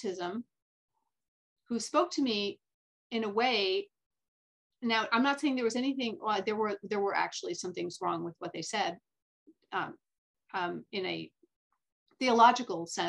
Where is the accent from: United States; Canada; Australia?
United States; also born or lived in France; I was raised as an American kid.